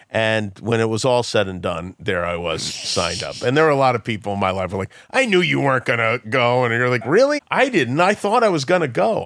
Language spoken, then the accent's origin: English; New York City, New York, United States; we're from Brooklyn